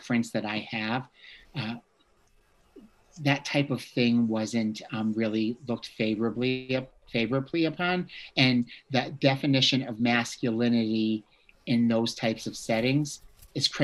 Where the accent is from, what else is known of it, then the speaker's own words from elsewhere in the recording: Bridgeport, Connecticut, United States; I grew up in a town called Bridgeport, Connecticut